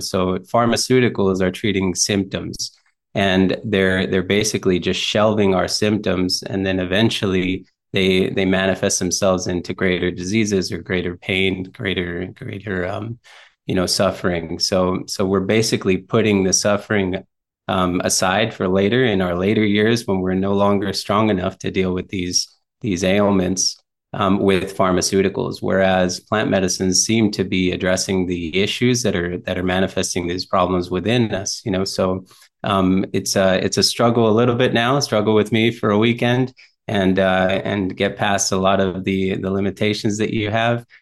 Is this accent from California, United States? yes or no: no; South Texas, United States; also born or lived in McAllen, Texas / Corpus Christi, Texas; I was born in South Texas in a small town called Fremont.